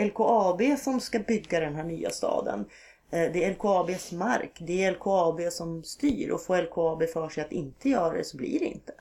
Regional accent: Norrland inland, Sweden; moved away; på något sätt är det här barndom för mig

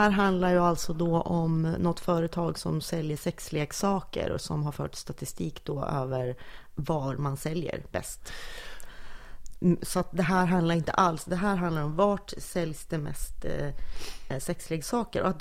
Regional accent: Norrland, Sweden; accent: Norrland; För att jag pratar ju per definition norrländska eftersom jag är född, uppvuxen, mm. alltid har bott och fortfarande bor i Norrland.

